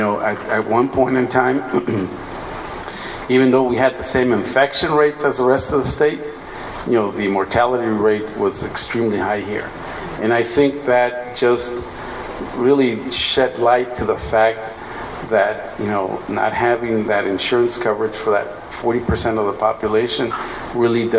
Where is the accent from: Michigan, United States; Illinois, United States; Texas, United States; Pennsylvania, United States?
Texas, United States; the Valley; I'm not originally from the Valley, but I consider myself from the Valley now